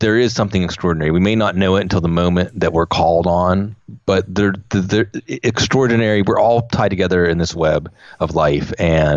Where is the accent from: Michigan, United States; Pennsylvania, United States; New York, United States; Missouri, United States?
Pennsylvania, United States; Pittsburgh; also born or lived in New Mexico; growing up in the Pittsburgh